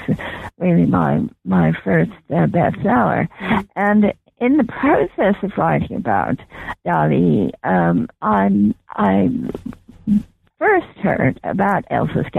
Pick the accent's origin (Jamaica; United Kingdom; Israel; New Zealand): United Kingdom; Bath, South West England; moved away as an adult; also born or lived in Canada / Washington; I was born in England, as you probably know, and grew up in Bath in Somerset. And my parents and I emigrated to Canada when I was 18.